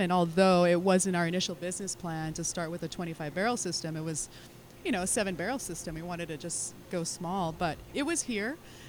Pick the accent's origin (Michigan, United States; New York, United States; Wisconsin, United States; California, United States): California, United States; also born or lived in Philippines; now in Hawaii, United States; I'm actually born in California. My parents are Filipino, so I was born in California, but I lived in California and the Philippines.